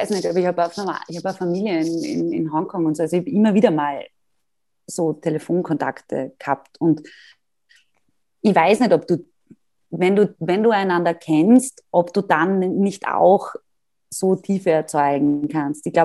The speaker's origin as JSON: {"language": "German", "town": "Graz", "region": "Styria", "country": "Austria", "said": "da auch wieder als Internatskind großer, großer Vorteil und als Grazerin, die immer viele Freunde in Wien gehabt hat."}